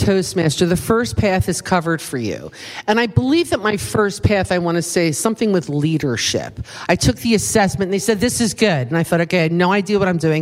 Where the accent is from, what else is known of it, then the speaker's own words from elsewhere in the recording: East Coast, United States; accent: East Coast; moved away; my East Coast accent that I know I still have after many years